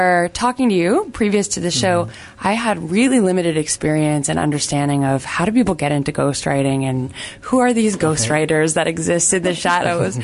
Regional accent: Canada; as a Canadian

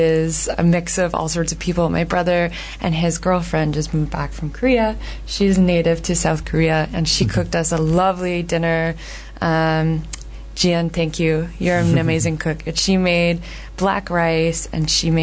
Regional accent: Canada; as a Canadian

